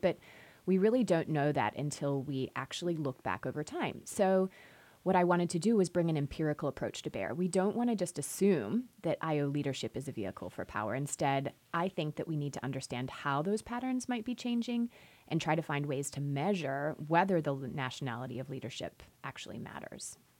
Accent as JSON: {"language": "English", "country": "Australia", "also_born_or_lived": "Chicago", "moved": "as an adult", "lives_now": "United States", "said": "I'm originally from Australia"}